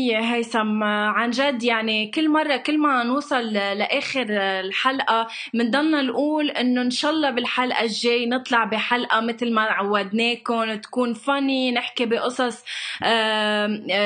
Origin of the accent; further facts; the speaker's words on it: Lebanon; انا من لبنان